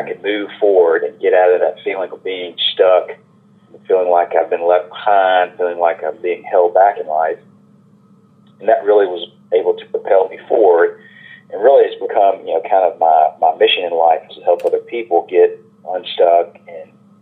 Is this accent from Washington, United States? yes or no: no; Memphis, Tennessee, United States; I was brought up in Memphis, Tennessee. I've been a lifelong Memphian and spent most of my time here